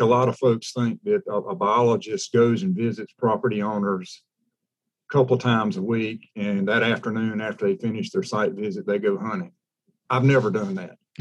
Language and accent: English; South Carolina, United States; also born or lived in Florida / Texas; I'm from South Carolina, Pete. Um, spent most of my uh, 57 years in the state spent a little time in Florida. Actually, graduated from high school out in Texas